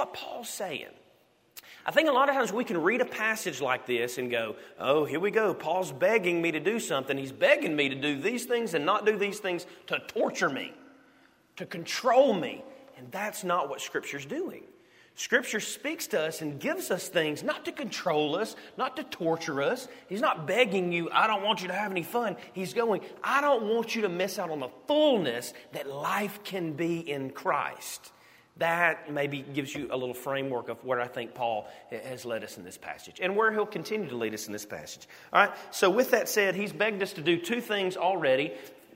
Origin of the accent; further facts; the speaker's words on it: United States; we're from America